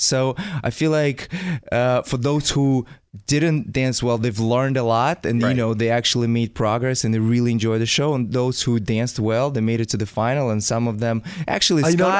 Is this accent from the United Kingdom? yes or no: no; Russia; moved away; in Russia, when I was little, I started when I was very young dancing.